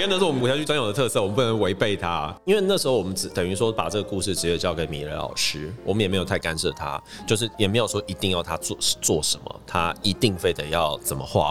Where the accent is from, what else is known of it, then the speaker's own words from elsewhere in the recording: Taiwan; 我们台湾人的鬼神的故事